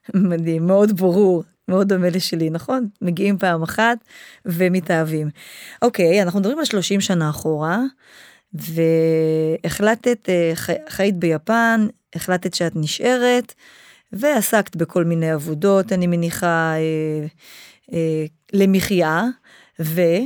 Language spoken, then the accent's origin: Hebrew; Israel; moved away as an adult; also born or lived in Japan; כשאני חזרתי לארץ